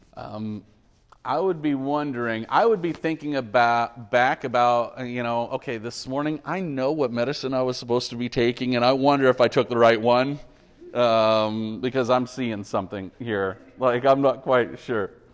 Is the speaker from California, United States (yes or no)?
yes; Bakersfield, California, United States; I was born in Memorial Hospital on thirty-fourth Street in Bakersfield in nineteen seventy-six.